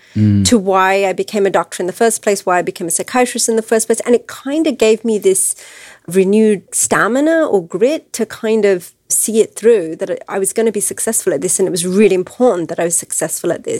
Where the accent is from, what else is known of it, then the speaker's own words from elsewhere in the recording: England, United Kingdom; also born or lived in Wisconsin, United States; now in United States; my parents were visiting from England, where I was born and raised